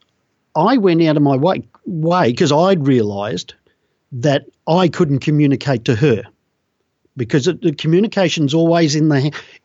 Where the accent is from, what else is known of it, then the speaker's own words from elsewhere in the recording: Australia; I'm an Australian